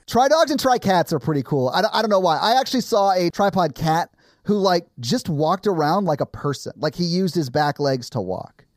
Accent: the South, United States; I grew up in the South

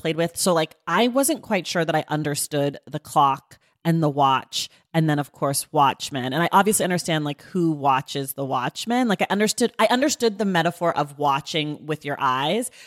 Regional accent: United States; As an American

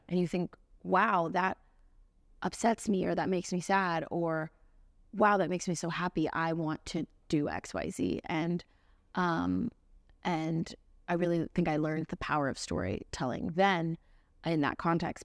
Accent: Central Florida, United States; now in Nashville, United States; I grew up in Florida, playing at beach bars and, and weddings

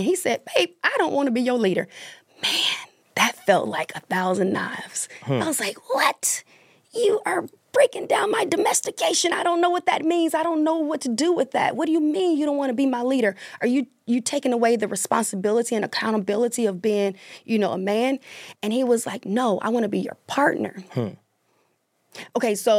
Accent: the South, United States; I was in a marriage for 17 years and I grew up in the South

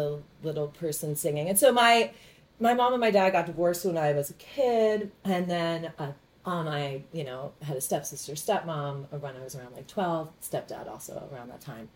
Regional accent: Baltimore, Maryland, United States; Baltimore, born and raised, like, suburbs vibes.

